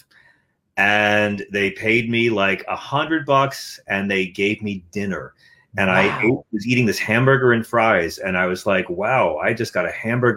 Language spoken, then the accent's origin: English; Long Island, New York, United States; I grew up in Long Island